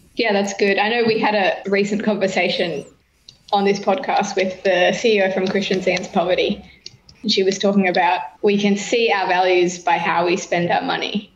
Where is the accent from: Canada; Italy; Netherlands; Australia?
Australia; New South Wales; now in Queensland, Australia; I was born in New South Wales. I live across the road from New South Wales still.